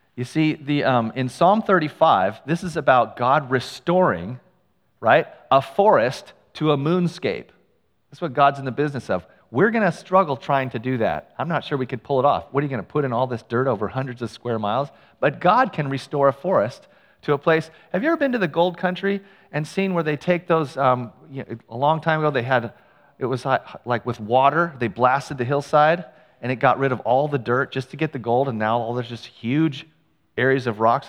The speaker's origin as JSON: {"language": "English", "town": "Ukiah", "region": "California", "country": "United States", "tie": "born or raised there", "said": "I grew up in Ukiah. It's a town a couple hours north of San Francisco"}